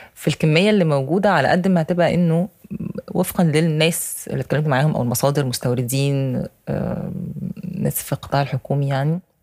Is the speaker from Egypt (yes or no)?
yes; Egypt